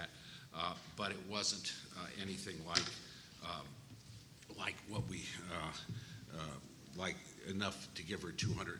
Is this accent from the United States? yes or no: yes; Michigan, United States; I'm from Michigan.